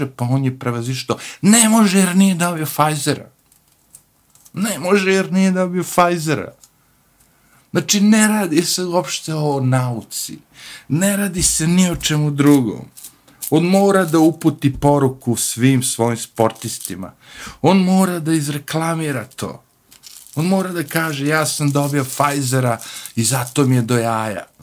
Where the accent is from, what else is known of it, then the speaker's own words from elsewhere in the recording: Serbia; now in United States; mi kao Srbi